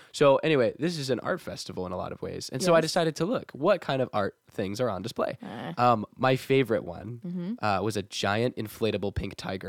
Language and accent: English; Texas, United States; we're from Texas